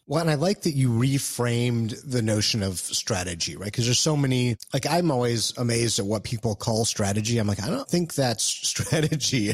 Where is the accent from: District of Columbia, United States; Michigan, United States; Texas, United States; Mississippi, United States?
Michigan, United States; Detroit; moved away; I'm from Detroit originally